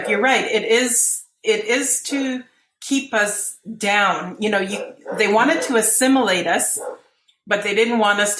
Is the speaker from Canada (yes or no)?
yes; Athabasca Chipewyan First Nation, Alberta, Canada; I'm from the Athabasca Chippewa First Nation in Alberta.